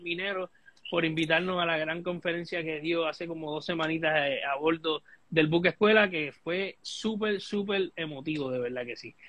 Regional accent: Puerto Rico; es nuestro derecho como puertorriqueños

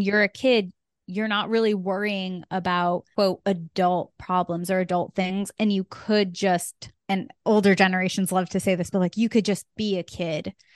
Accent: Connecticut, United States; I am from Connecticut

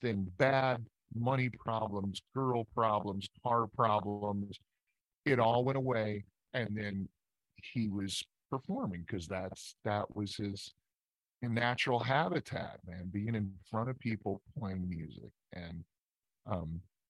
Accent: Scottsburg, Indiana, United States; moved away; also born or lived in Louisville, Kentucky; I was born in Louisville, Kentucky, but I was raised about 30 miles north in Indiana, at a place called Scottsburg, Indiana

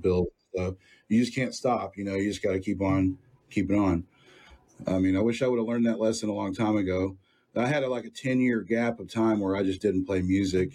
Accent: Sunnyvale, Texas, United States; I grew up in Sunnyvale

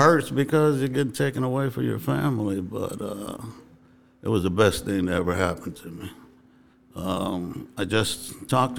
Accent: East Chicago, Indiana, United States; I was born and raised right here in East Chicago

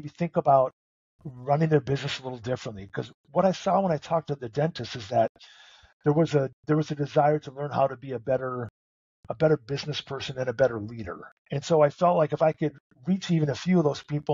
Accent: North Dakota, United States; moved away; I'm originally from North Dakota

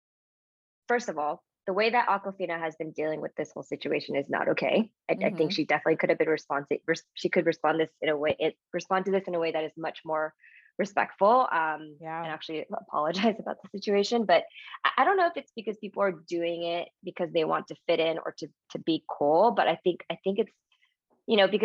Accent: United States; I am, you know, Japanese American, raised by two Japanese immigrants in the US

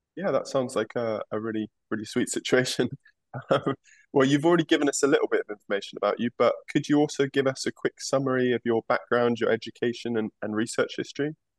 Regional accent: England, United Kingdom; moved away; my home country of England.

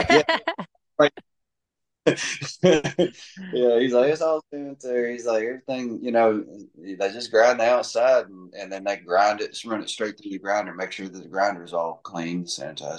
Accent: Tennessee, United States; I'm from Tennessee

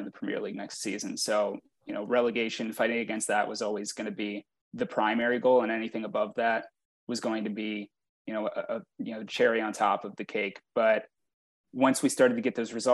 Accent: Baltimore, Maryland, United States; I'm from Baltimore.

